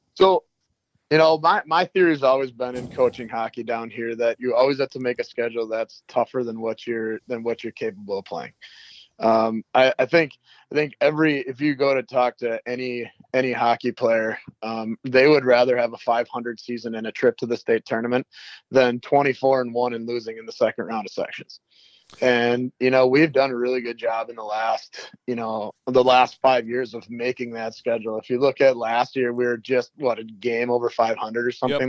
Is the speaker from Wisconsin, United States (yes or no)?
yes; Wisconsin, United States; now in Mankato, United States; I grew up in Wisconsin. Um, I'm Wisconsin born and raised